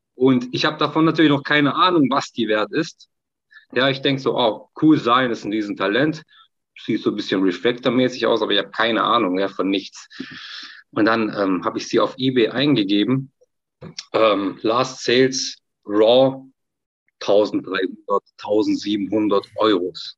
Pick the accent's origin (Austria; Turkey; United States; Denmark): Turkey; als Türke